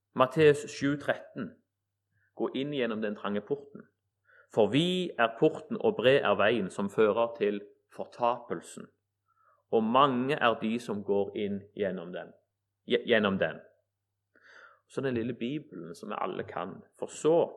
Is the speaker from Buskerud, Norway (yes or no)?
no; Egersund, Rogaland, Norway; vokste opp i Egersund